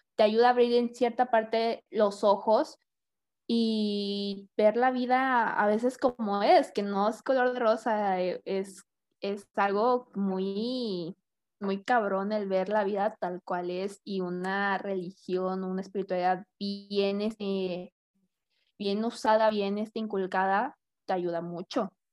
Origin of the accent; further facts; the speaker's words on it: Hidalgo, Tamaulipas, Mexico; moved away; Yo vengo de Hidalgo, Tamaulipas, que es un pueblo, está muy bonito